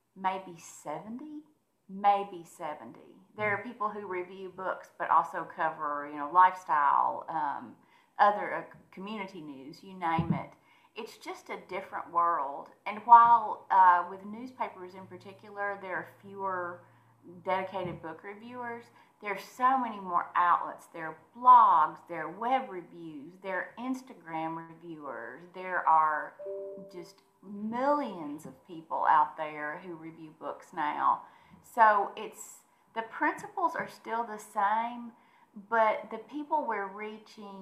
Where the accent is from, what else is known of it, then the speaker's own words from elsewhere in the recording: Munfordville, Kentucky, United States; now in Nashville, United States; I grew up in Mumfordville, Kentucky